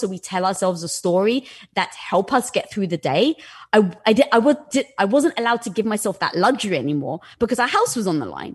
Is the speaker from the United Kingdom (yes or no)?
yes; England, United Kingdom; moved away; growing up in England